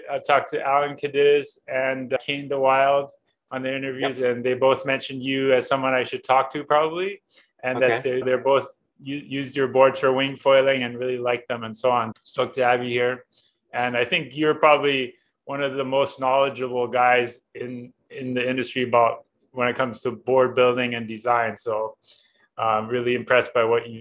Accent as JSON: {"language": "English", "region": "Berlin", "country": "Germany", "tie": "born or raised there", "also_born_or_lived": "Maui / Oahu", "moved": "yes", "said": "I grew up in Berlin and I learned to windsurf"}